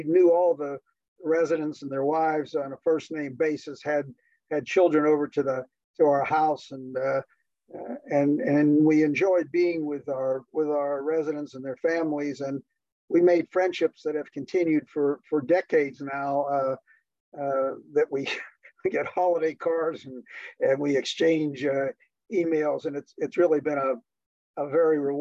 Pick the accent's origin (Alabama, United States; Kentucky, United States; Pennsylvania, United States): Pennsylvania, United States; Pittsburgh; moved away; also born or lived in Ann Arbor, Michigan; I had a very routine, unexciting childhood growing up in the Steel City, Pittsburgh, Pennsylvania